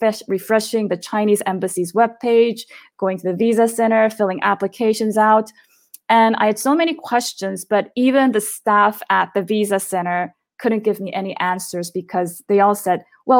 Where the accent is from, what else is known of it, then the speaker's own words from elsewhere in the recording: South Korea; now in Chengdu, China; I'm actually originally from South Korea. My family lives there, but I teach in Chengdu, China.